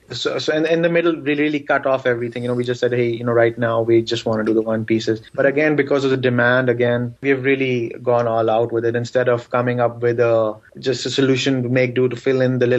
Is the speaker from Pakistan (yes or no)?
yes; Pakistan; first language Urdu; English is a second language; also born or lived in San Jose, United States; now in United States; I'm from Pakistan